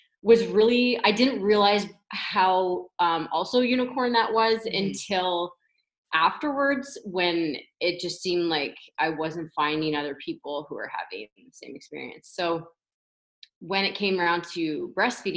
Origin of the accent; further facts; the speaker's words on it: Toronto, Ontario, Canada; moved away as an adult; now in London, Canada; I grew up in Toronto, and then I came here to go to Western, and I never left